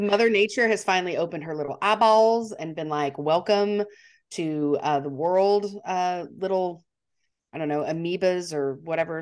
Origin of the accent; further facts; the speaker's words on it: Montana, United States; I'm from Montana